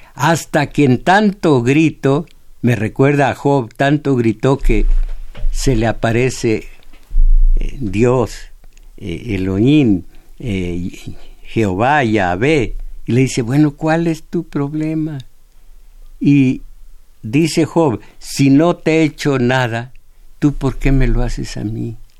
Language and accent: Spanish; Mexico; yo soy mexicano, de acá de este lado